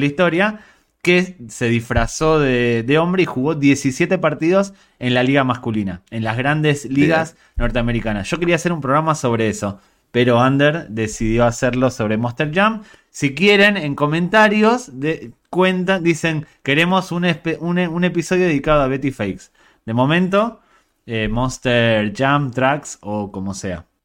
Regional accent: New York, United States; also born or lived in Galicia; A mí como neoyorquino

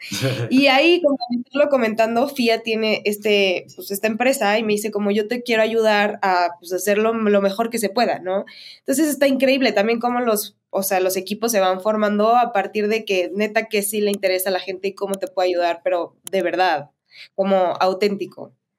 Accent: Mexico; soy mexicana

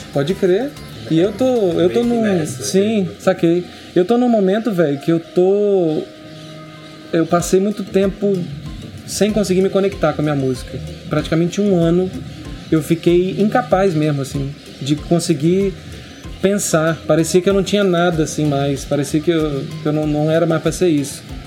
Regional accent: Linhares, Espírito Santo, Brazil; sou cria de Linhares, eu cresci em Pontal do Piranga, na praia.

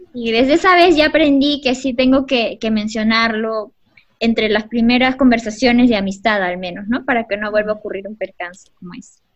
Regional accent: Peru; somos peruanos

